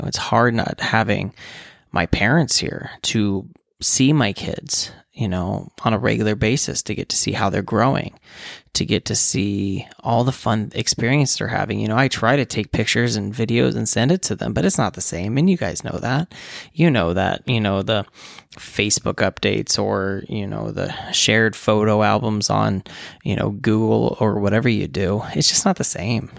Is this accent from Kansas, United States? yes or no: no; West Virginia, United States; moved away as an adult; now in Nebraska, United States; I grew up in West Virginia, and my parents still live there